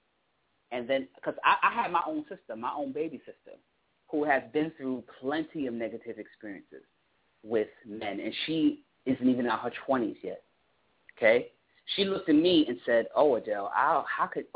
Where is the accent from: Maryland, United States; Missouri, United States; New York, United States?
New York, United States; New York City; I was born in Brooklyn